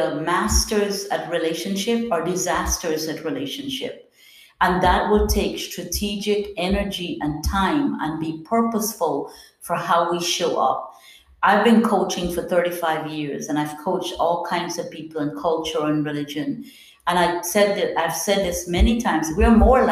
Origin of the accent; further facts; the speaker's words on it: Guyana; I'm from Guyana, South America